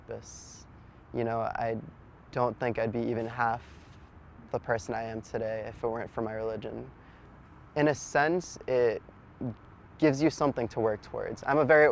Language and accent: English; Boston, Massachusetts, United States; I was born in Boston